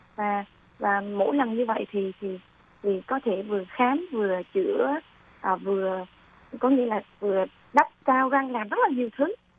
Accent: Da Nang, Vietnam; moved away as an adult; now in Hsinchu, Taiwan; Em là người miền Trung đến từ Đà Nẵng

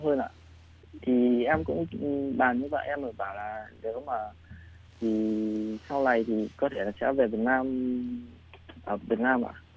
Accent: Định Hóa, Thai Nguyen, Vietnam; moved away as an adult; now in Taiwan; em sinh ra từ vùng quê lúa Thái Bình nhưng mà em lớn lên lại ở vùng đất chè Thái Nguyên ạ. À? À. Em ở ở Định Hóa Thái Nguyên

